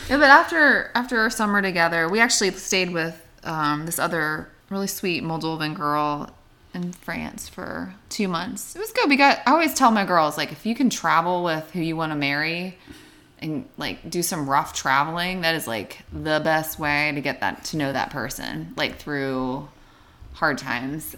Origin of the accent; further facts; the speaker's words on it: Bethel Park, Pennsylvania, United States; moved away; also born or lived in Asheville; I grew up in Pittsburgh, so a town south of Pittsburgh called Bethel Park.